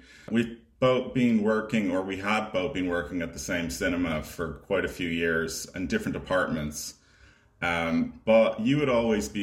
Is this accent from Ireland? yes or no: yes; Ireland; I'm an Irish filmmaker and actor